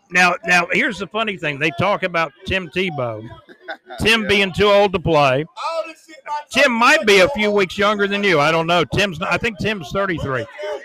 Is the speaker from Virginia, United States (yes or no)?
no; Jacksonville, Florida, United States; moved away; also born or lived in Georgia / Alabama; I live in Jacksonville, and I'm from Jacksonville originally, even though I lived up in Georgia and Alabama for years.